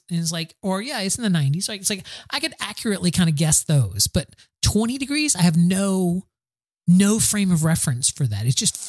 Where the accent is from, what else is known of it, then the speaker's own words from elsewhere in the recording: the South, United States; also born or lived in Connecticut; I've lived back in the South for 8 years where I was born and raised in the South.